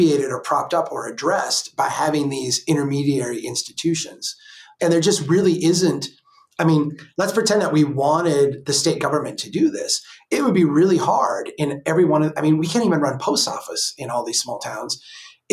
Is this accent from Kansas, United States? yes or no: no; Brainerd, Minnesota, United States; here in Brainerd, my hometown